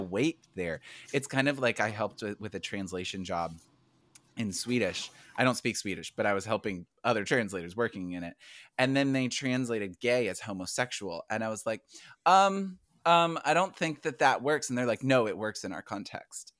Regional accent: United States; even as an American, when I lived overseas

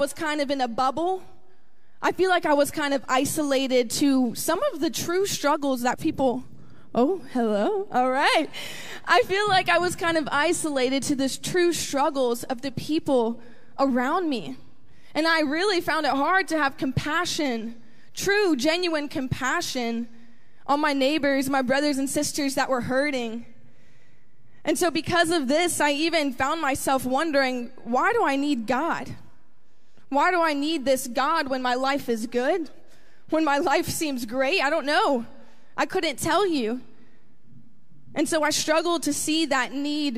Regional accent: Tampa, Florida, United States; I grew up right here in Tampa, Florida

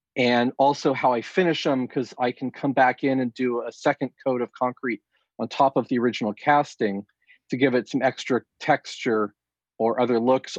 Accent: Southern California, United States; I grew up here in Southern California

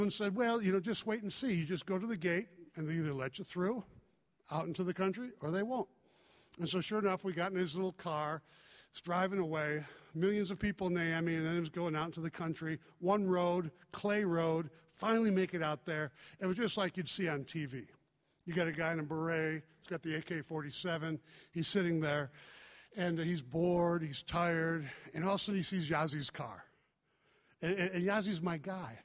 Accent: Chicago, Illinois, United States; moved away; also born or lived in Indiana; I was raised in Chicago

